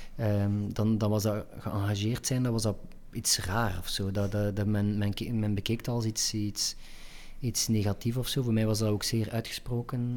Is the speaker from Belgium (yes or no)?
yes; Ghent, Flanders, Belgium; ik ben Gentenaar, Vlaming en Belg en Europeaan